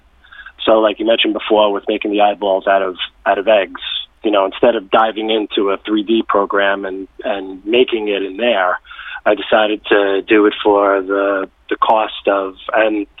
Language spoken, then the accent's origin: English; New York City, New York, United States; also born or lived in Brooklyn; I'm a native New Yorker. I grew up in the Bronx